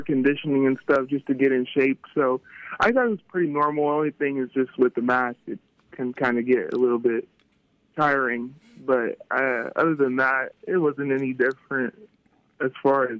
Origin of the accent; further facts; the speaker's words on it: Texas, United States; moved away as an adult; I'm from Texas